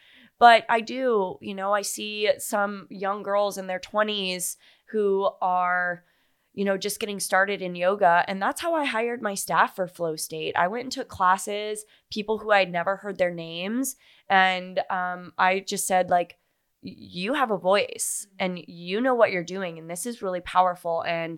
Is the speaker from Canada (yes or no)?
no; Fort Myers, Florida, United States; also born or lived in Naples / Miami; now in Charleston, United States; Fort Myers and Naples. {S2} Okay, yeah. {S1} And lived in Miami and Fort Lauderdale. Went to college in Jacksonville Beach. Like, I'm such a Florida girl.